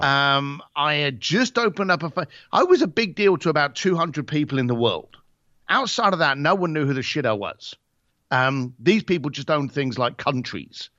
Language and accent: English; Ireland; also born or lived in Britain; as an Irish lad